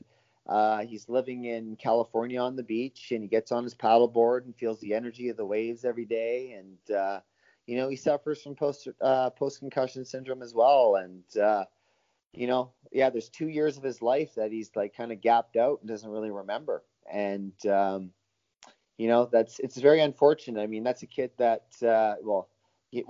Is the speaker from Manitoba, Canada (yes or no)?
no; North Vancouver, British Columbia, Canada; Paul and I grew up together in North Vancouver